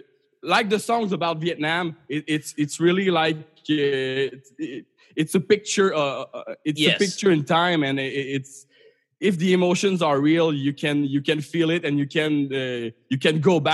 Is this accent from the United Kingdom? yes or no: no; Canada; as a Canadian, I'm not as much relating to being at war